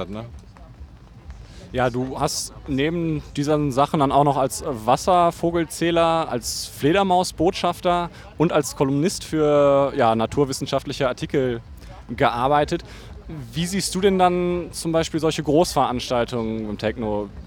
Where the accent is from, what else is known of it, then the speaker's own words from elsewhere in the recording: Rhineland-Palatinate, Germany; also born or lived in Bonn / Hamburg; Ich komme also komm aus dem Westerwald, ich bin im Westerwald